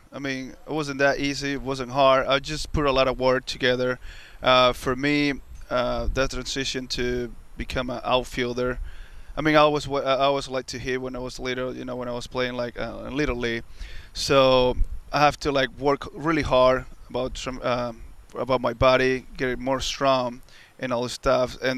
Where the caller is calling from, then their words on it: New York, United States; from New York